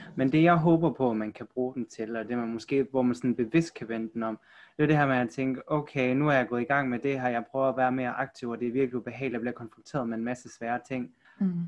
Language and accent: Danish; Aarhus, Central Denmark Region, Denmark; also born or lived in South Korea; Jeg er fra Aarhus